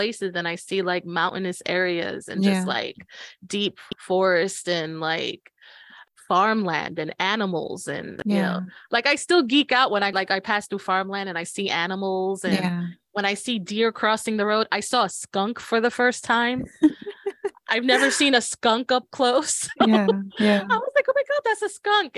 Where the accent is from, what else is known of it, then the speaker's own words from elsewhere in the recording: New York City, New York, United States; moved away; I was born and raised in New York. I'm gonna be a Brooklyn girl no matter where I go